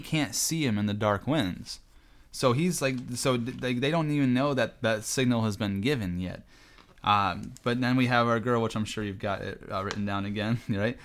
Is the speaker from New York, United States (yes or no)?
yes; New York, United States; I'm from New York, and I guess we kinda talk fast just by nature